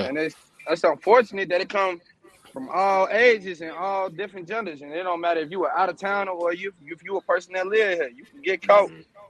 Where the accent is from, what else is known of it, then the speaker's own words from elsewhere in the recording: Chicago, Illinois, United States; Being in Iraq is like being wherever you grow up at.